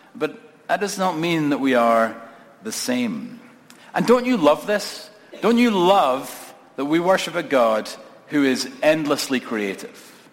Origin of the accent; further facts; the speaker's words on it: Scotland, United Kingdom; moved away as an adult; now in United States; I'm a Scot, moved here uh, from Scotland. I have an immigrant story